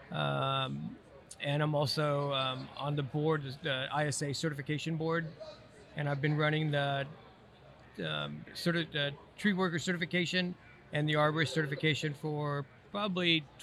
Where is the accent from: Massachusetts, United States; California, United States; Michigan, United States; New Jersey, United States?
California, United States; Southern; Born and raised in Southern California. I, I, don't think I'll ever leave.